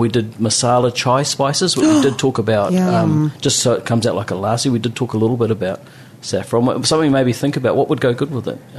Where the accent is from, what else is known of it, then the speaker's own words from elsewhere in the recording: Muriwai, Auckland, New Zealand; I come from Murawai where I love the winter. It's windy and... everything there, so winter out in Murawai is nice and quiet and you have the place to yourself